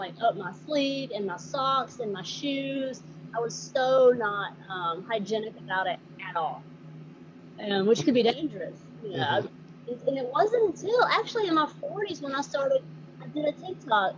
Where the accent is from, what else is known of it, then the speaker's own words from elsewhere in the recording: Georgia, United States; accent: Southern; also born or lived in Atlanta, Georgia; When you hear me talk, you can tell I'm from the South. I'm from Atlanta, Georgia. I actually grew up in a small town about an hour north of Atlanta